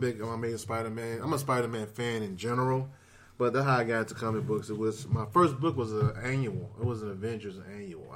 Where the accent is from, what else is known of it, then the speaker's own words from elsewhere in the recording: rural Mississippi, United States; I'm from Mississippi, man. I'm from a rural part of Mississippi.